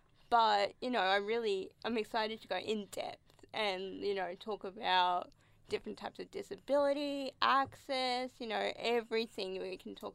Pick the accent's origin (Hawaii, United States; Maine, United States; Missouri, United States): Hawaii, United States; but I'm a Hawaiian girl, so I love my pineapple on my pizza.